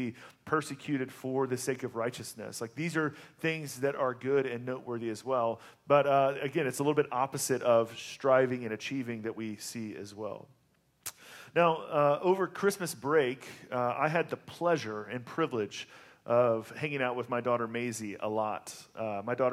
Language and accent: English; the South, United States; moved away; I grew up in the South